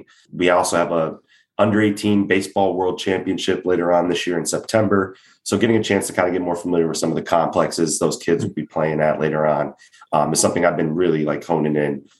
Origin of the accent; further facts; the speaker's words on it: New York, United States; now in Sarasota, United States; I'm from New York, so I'm a big pizza guy.